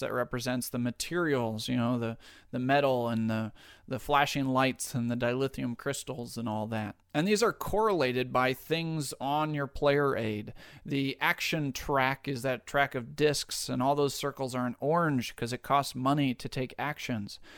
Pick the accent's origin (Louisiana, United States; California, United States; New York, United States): New York, United States; my home state of New York